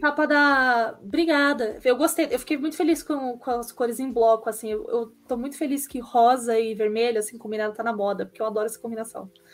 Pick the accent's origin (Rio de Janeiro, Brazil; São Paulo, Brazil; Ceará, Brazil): São Paulo, Brazil; São Caetano do Sul; eu sou de São Caetano do Sul, é colado com São Paulo.